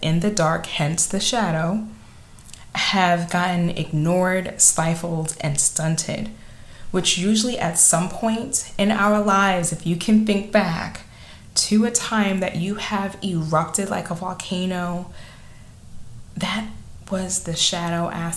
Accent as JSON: {"language": "English", "town": "New York City", "region": "New York", "country": "United States", "accent": "Staten Island", "said": "my Staten Island accent"}